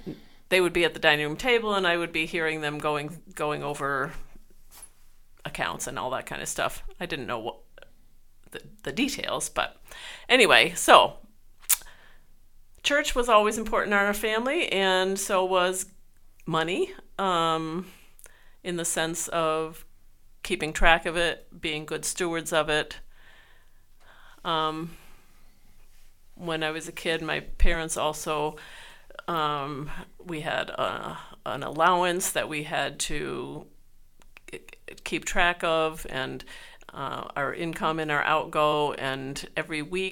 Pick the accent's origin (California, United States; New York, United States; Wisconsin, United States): New York, United States; Schenectady; moved away; I'm from Schenectady, New York. I grew up in the United Methodist Church.